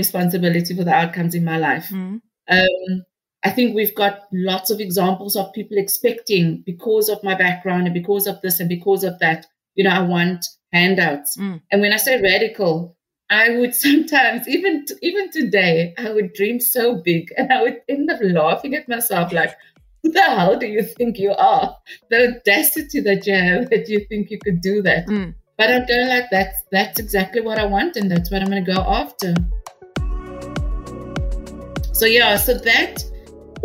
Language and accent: English; Cape Town, Western Cape, South Africa; I'm from Rocklands, Mitchell's Plain, because I feel that that was my grounding